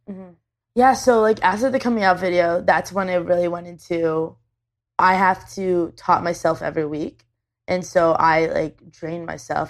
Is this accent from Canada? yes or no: yes; Canada; I'm Canadian.